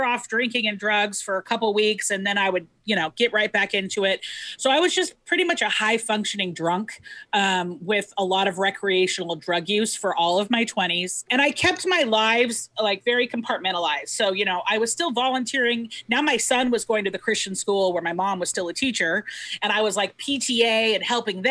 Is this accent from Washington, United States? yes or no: yes; Centralia, Washington, United States; born or raised there; also born or lived in Seattle